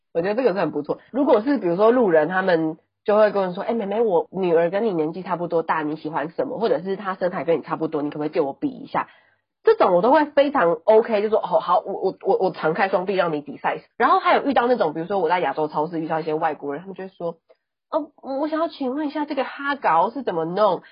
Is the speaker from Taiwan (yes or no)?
yes; Taipei, Taiwan; accent: northern Taiwanese; 我是台北人